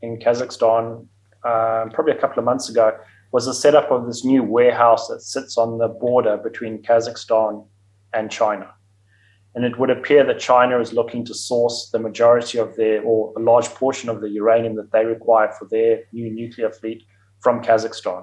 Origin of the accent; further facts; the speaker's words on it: Zimbabwe; moved away as an adult; also born or lived in South Africa / Namibia; I was born in Zimbabwe. I went to school in Zimbabwe, lived for 18 years in Zimbabwe, and then went down to South Africa to go to university there